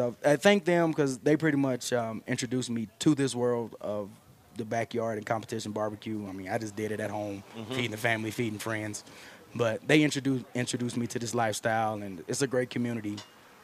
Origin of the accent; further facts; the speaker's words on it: Morton, Arkansas, United States; Born and raised in Morton, Arkansas